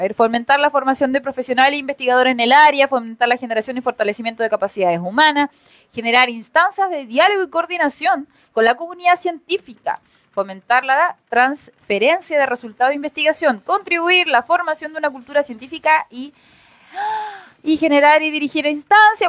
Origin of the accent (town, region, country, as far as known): Chile